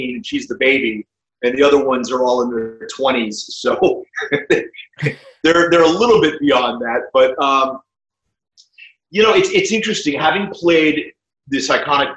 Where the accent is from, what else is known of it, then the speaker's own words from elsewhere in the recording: New Castle, Pennsylvania, United States; I grew up in Western Pennsylvania in a small town called Newcastle